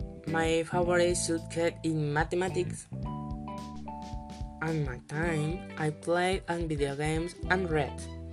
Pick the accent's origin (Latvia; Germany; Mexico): Mexico; I am 18 years old. I am from Mexico. And my life is have lived in 14 cities.